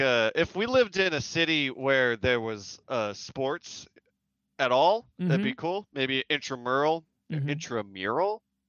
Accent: the South, United States; I'm from the South

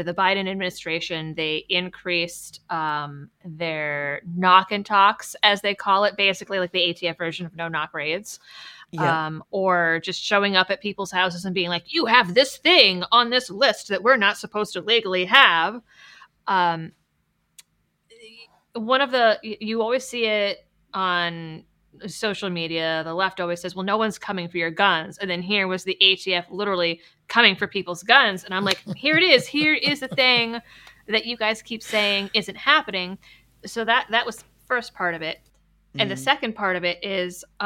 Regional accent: Massachusetts, United States; moved away; I'm originally from Massachusetts.

